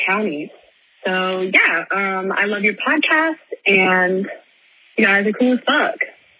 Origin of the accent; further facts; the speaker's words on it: Virginia Beach, Virginia, United States; moved away as an adult; now in Staunton, United States; I live in Augusta County now. So I'm from Virginia Beach, but now I live in Stanton, Virginia, for college.